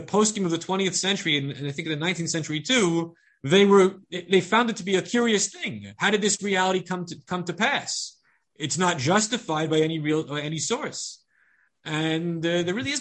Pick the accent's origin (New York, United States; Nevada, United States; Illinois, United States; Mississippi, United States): New York, United States; Long Island; I grew up on Long Island among the Goyish Yidden